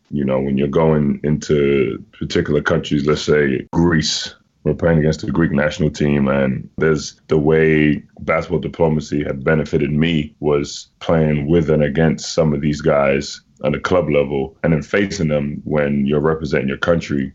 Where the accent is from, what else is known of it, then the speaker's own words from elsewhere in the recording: Ghana; moved away; also born or lived in Washington D.C., United States; my home country